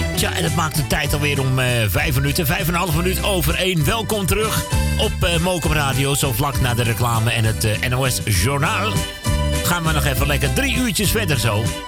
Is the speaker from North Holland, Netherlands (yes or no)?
yes; Amsterdam, North Holland, Netherlands; ik ben gewoon uit Amsterdam